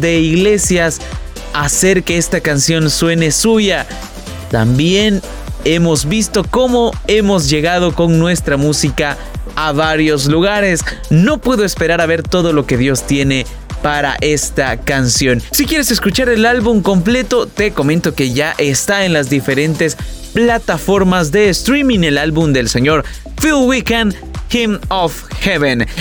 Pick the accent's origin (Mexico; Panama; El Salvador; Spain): El Salvador; música de nuestro país, música salvadoreña